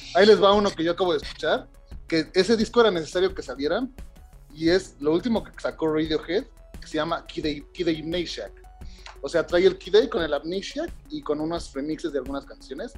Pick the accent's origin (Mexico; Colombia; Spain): Mexico; siendo mexicano